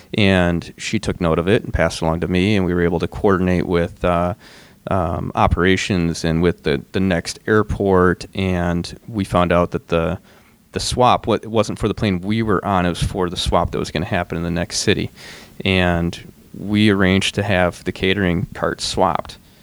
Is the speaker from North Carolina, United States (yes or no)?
no; Michigan, United States; now in Minnesota, United States; I'm from Michigan